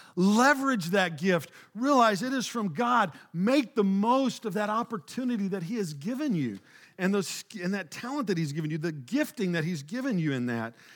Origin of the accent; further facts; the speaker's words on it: Oklahoma, United States; moved away as an adult; also born or lived in Springfield, Missouri; now in Texas, United States; I grew up in this small rural town, Oklahoma